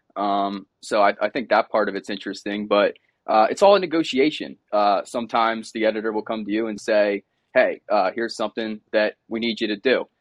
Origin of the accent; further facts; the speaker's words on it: Delaware County, Pennsylvania, United States; also born or lived in Arizona; I'm from Delaware County, Pennsylvania originally. Grew up about twenty minutes outside Philadelphia.